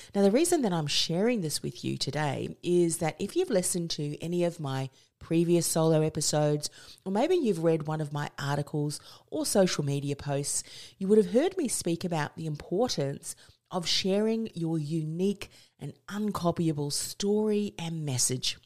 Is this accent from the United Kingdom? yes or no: no; New Zealand; moved away as an adult; now in Australia; I came from New Zealand.